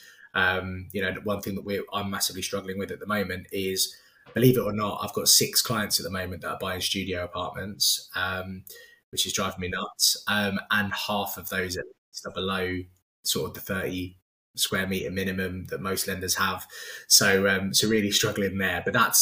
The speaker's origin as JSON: {"language": "English", "region": "London", "country": "United Kingdom", "said": "as a Londoner"}